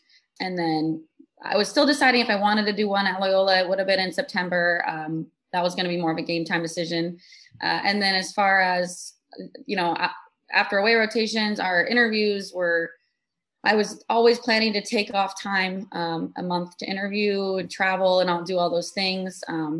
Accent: Texas, United States; moved away as an adult; now in Chicago, United States; I'm from Texas.

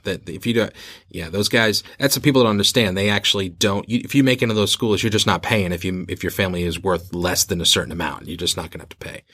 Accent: Boston, Massachusetts, United States; now in Beijing, China; my hometown of Boston

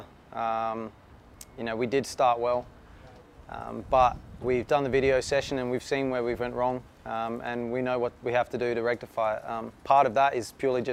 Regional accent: Adelaide, South Australia, Australia; born or raised there

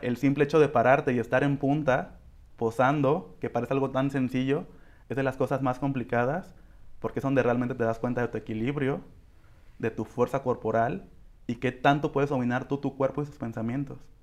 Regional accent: Coyuca de Benítez, Guerrero, Mexico; yo ya tenía siete años enseñando a chicas en mi municipio, que soy de Coyuca de Benítez

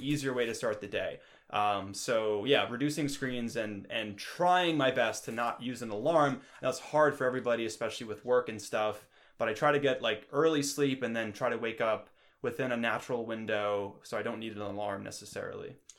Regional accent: New York, United States; moved away; I come from New York and the East Coast

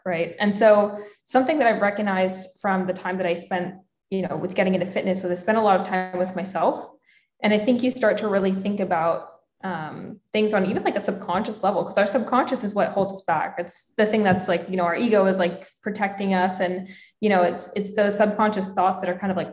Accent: Pennsylvania, United States; moved away as an adult; now in San Diego, United States; I grew up in Pennsylvania and like the people I was around, it was just more so like very small town feel

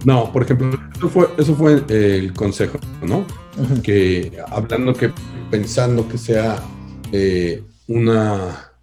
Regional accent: Mexico; Que los mexicanos somos envidiosos

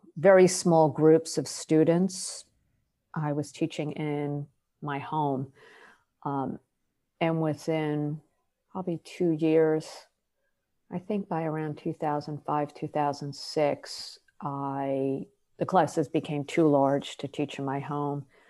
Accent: New Jersey, United States; I'm from New Jersey, we're both Jewish

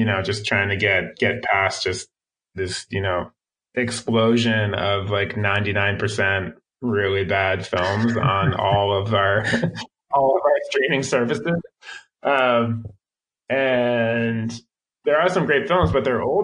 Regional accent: Philadelphia, Pennsylvania, United States; moved away; I'm originally from Philadelphia

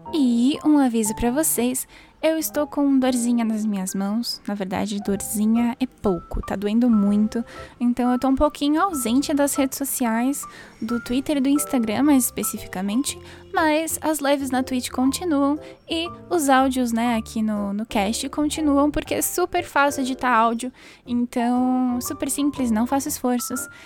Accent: Brazil; que sou brasileira

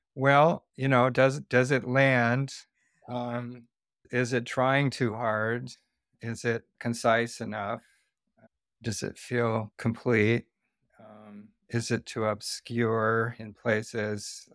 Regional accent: the Northwest, Pacific Northwest, United States; moved away as an adult; also born or lived in Santa Barbara, California; I am from the Northwest

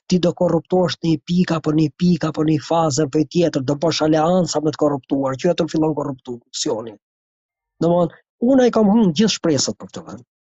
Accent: England, United Kingdom; po unë thjesht jam rritur jetën time në Angli, thjesht.

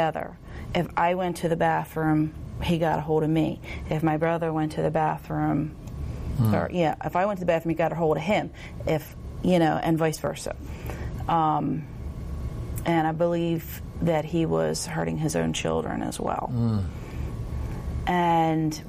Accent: Millville, United States; I am from Millville, and no, I was not born into a Christian home

